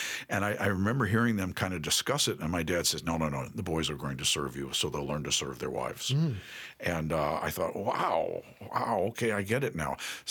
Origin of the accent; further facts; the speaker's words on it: New York City, New York, United States; I grew up in New York City.